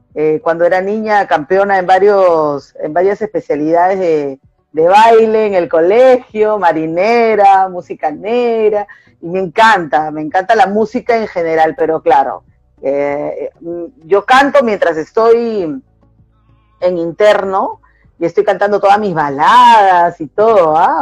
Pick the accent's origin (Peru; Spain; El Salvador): Peru; Callao; soy del Callao